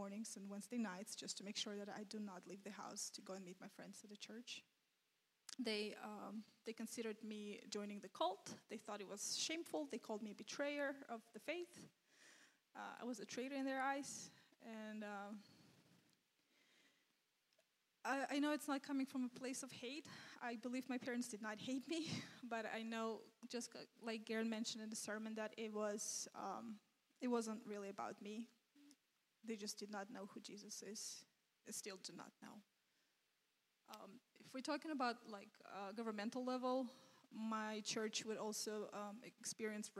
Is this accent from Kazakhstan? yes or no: yes; Kazakhstan; moved away as an adult; I was born and raised in Kazakhstan.